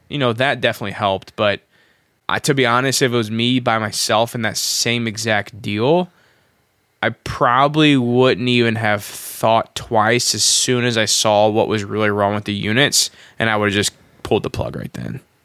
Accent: Midwest, United States; I'm from the Midwest.

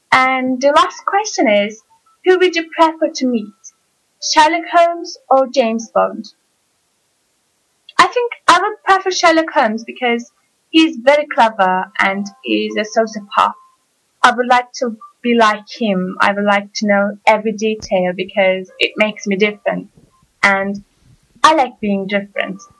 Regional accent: Turkey; English is a second language; as I said before, and I'm from Turkey.

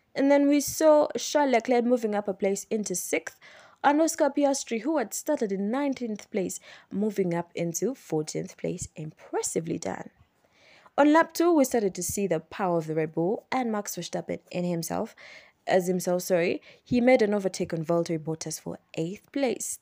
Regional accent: Kampala, Central Region, Uganda; I am from Uganda, I'm from Kampala, Uganda

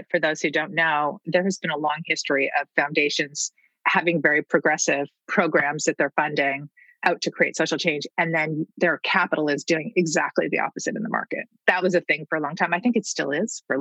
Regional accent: New York, United States; I grew up in New York.

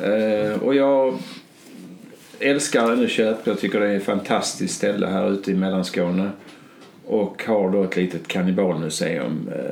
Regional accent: Skåne, Sweden; på den här lilla gården där jag är född

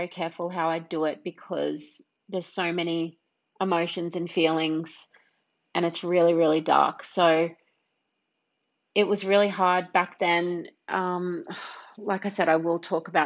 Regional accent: Brisbane, Queensland, Australia; also born or lived in Hervey Bay; I was born in Brisbane, and I was raised here in Brisbane, and then also up in Hervey Bay.

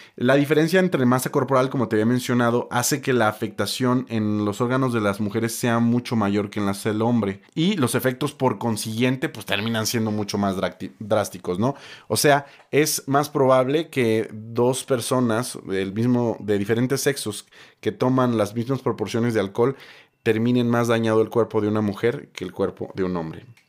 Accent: Mexico; como latinos y como mexicanos

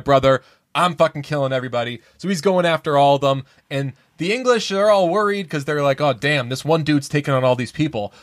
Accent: United States; I'm American

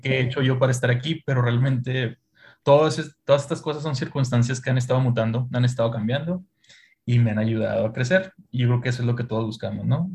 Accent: Chihuahua, Mexico; somos de Chihuahua

